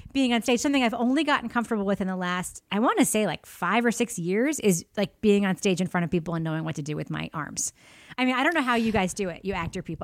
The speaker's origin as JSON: {"language": "English", "town": "Freeport", "region": "New York", "country": "United States", "tie": "born or raised there", "said": "I grew up in Freeport, Long Island, Nassau County"}